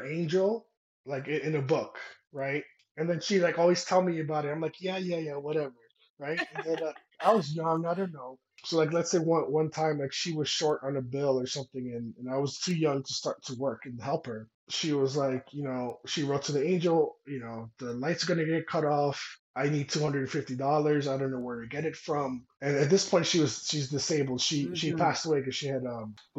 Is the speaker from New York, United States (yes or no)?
yes; New York City, New York, United States; moved away as an adult; now in New Mexico, United States; I'm Dominican by Washington Heights